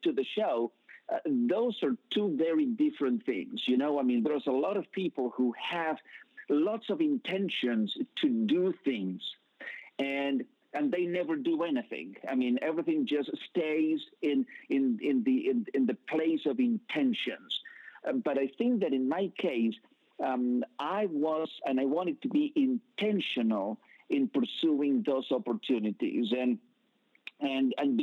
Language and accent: English; Buenos Aires, Argentina; English is a second language; moved away as an adult; also born or lived in United Kingdom / Wales; I was born in Buenos Aires, Argentina